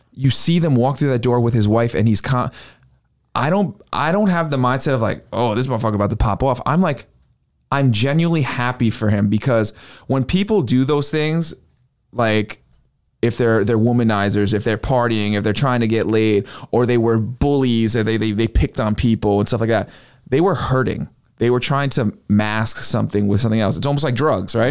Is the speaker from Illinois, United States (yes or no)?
no; New York, United States; moved away; my hometown